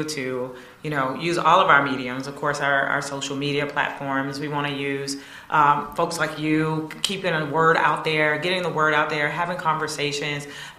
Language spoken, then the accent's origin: English; Crescent City, Florida, United States; born or raised there